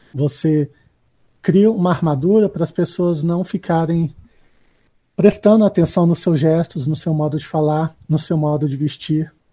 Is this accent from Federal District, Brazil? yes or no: yes; Brasília, Federal District, Brazil; eu sou de Brasília